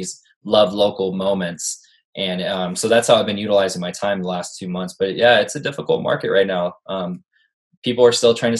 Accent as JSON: {"language": "English", "town": "Tacoma", "region": "Washington", "country": "United States", "said": "I'm from Tacoma, Washington."}